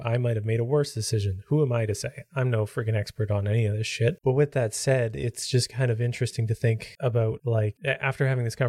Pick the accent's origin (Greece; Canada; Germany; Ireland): Canada